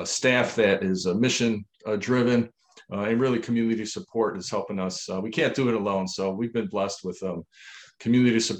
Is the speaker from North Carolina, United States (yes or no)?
no; Niagara Falls, New York, United States; We grew up in Niagara Falls, New York